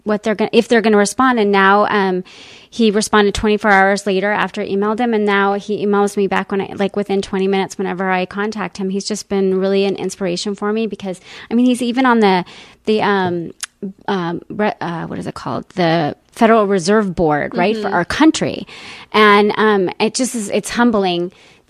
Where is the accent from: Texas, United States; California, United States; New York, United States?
Texas, United States; El Paso; now in Scottsdale, United States; I grew up in El Paso, Texas, and I've lived in Arizona in Scottsdale